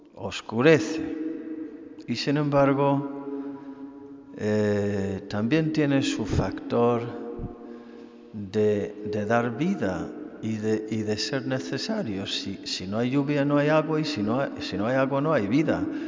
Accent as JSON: {"language": "Spanish", "country": "Ireland", "moved": "yes", "said": "yo, siendo irlandés, soy experto en la lluvia"}